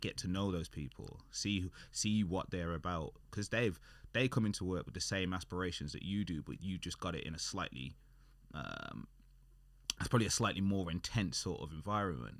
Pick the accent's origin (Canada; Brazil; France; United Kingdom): United Kingdom; we're British and we're working, working in the U K